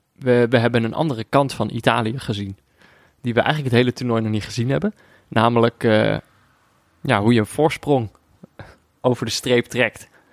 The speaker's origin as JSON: {"language": "Dutch", "country": "Netherlands", "said": "als Nederlander"}